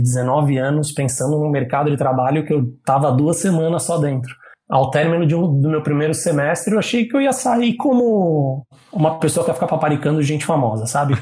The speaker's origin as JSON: {"language": "Portuguese", "region": "São Paulo", "country": "Brazil", "said": "sou de São Paulo, da, da Moca. Na então, Moca"}